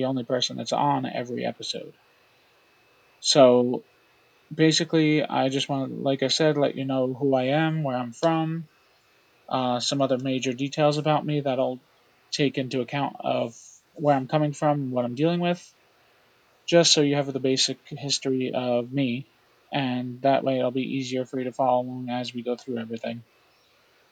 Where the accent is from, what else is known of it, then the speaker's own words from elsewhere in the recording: Orange County, New York, United States; I was born and raised in Orange County, New York